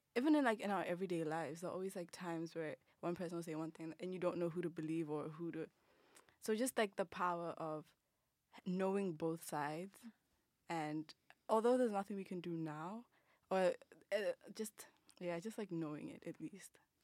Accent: Botswana; moved away; I'm from Botswana

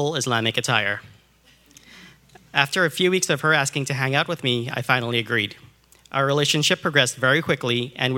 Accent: Trinidad & Tobago; I was born in Trinidad, the southernmost island in the Caribbean, right off the coast of Venezuela.

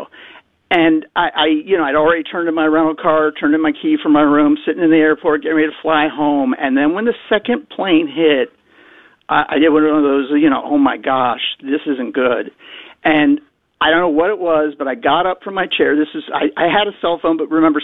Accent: Newport News, Virginia, United States; I am from Newport News, Virginia. It's just north of Norfolk

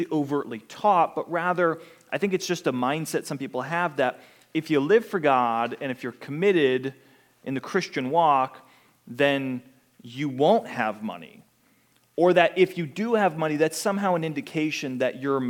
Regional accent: Pittsburgh, Pennsylvania, United States; now in Pensacola, United States; I grew up in Pittsburgh, Pennsylvania

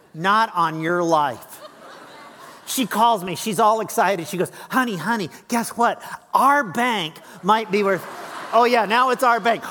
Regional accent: Lincoln, Illinois, United States; moved away; also born or lived in Las Vegas, Nevada; my hometown of Lincoln

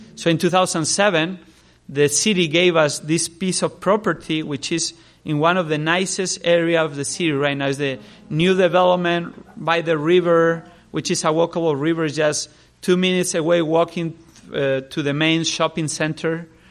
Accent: Spain; I grew up in Spain, I was born there, grew up there

